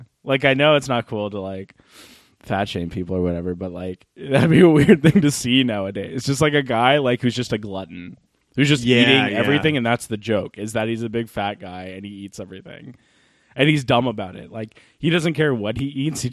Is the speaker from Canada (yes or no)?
yes; Canada; we're Canadian